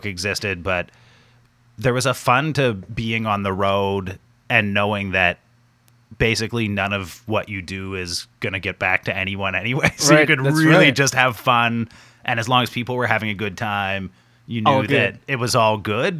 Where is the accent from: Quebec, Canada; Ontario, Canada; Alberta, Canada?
Ontario, Canada; moved away as an adult; also born or lived in Montreal; I was born in Ontario. I went to McGill